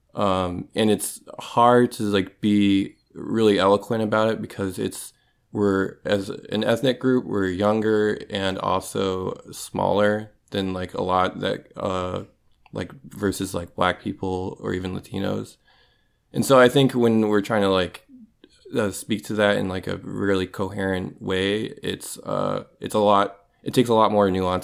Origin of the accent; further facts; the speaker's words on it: Minnesota, United States; moved away as an adult; now in Pacific Northwest, United States; I grew up in Minnesota